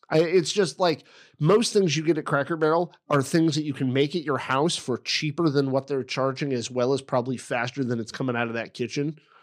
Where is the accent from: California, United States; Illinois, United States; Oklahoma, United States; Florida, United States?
Illinois, United States; Effingham; I was born in Effingham, Illinois